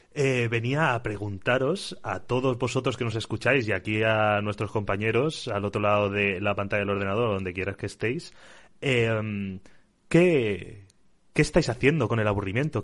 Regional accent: Xixona, Valencian Community, Spain; en Gijona, en mi casa

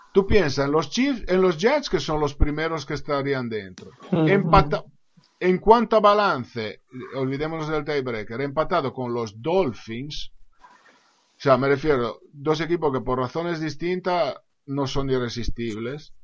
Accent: Italy; soy italiano

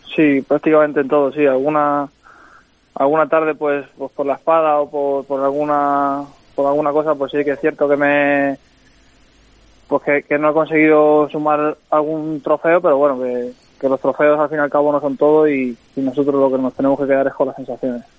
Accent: Los Santos de la Humosa, Community of Madrid, Spain; also born or lived in Guadalajara; Yo soy de, sí, de un pueblo de Madrid que se llama Los Santos de la moza. Está muy cerca de Alcalá de Henares

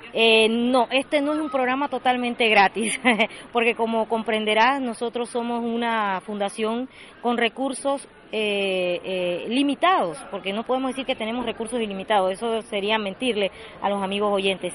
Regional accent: Monagrillo, Herrera, Panama; soy una, una chitreana más. Soy de Monagrillo

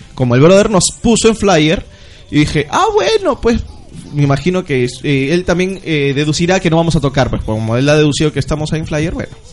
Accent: Ica, Peru; moved away; yo soy de Ica. Y allá te he vivido el terremoto del 96, el terremoto del 2000

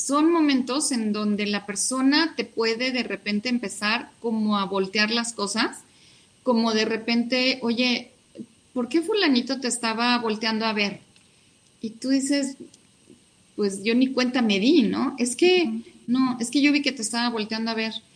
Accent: Mexico City, Mexico; also born or lived in Hidalgo; mi familia es de Hidalgo, yo ya nací acá en la Ciudad de México

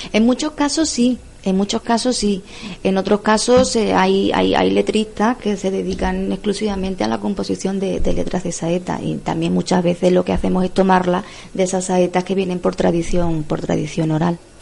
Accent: Cáceres, Extremadura, Spain; born or raised there; moved away as an adult; now in Cartagena, Spain

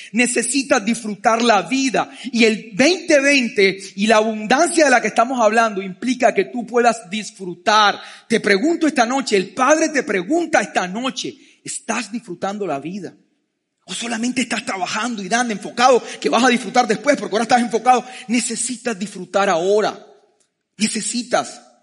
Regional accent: Colombia; yo nací por accidente en Colombia

